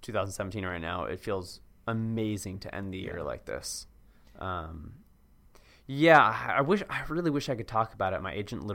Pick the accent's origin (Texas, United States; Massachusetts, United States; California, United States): Massachusetts, United States; Cambridge; Yeah, hey, I grew up there. I grew up in Cambridge, or hey, I went to AU, or hey, this or this or that.